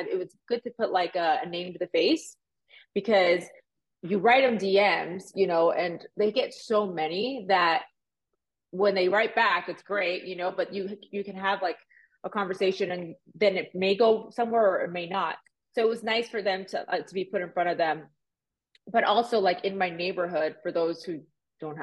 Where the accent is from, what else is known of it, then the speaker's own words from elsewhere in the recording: Miami, Florida, United States; also born or lived in Puerto Rico; now in Las Vegas, United States; I was born in Puerto Rico. I was raised in Miami. I moved to Vegas